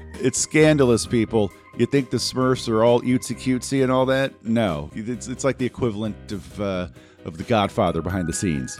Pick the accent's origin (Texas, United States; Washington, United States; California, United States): California, United States; Los Angeles; channels I grew up with in the Los Angeles market